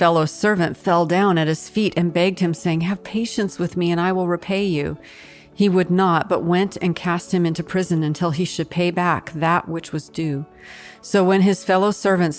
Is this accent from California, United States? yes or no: no; Washington, United States; the mountain in my home state, Mount Rainier